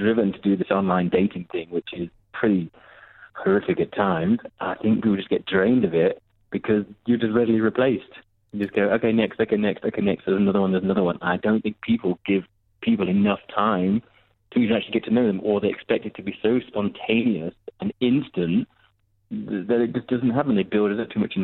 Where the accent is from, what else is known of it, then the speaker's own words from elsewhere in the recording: a village near Worcester, West Midlands, United Kingdom; moved away as an adult; now in Dubai, United Arab Emirates; I'm born and bred in England from a tiny village.